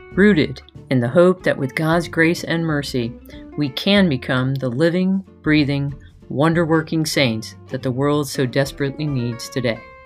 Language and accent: English; outside New York City, United States; I was born outside New York City